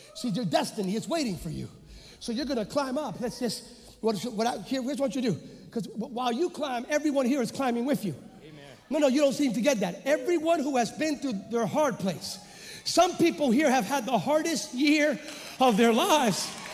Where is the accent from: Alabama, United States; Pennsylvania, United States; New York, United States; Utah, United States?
Pennsylvania, United States; moved away as an adult; now in California, United States; I'm a Pennsylvania native. And in Pennsylvania, I grew up in an Assembly of God church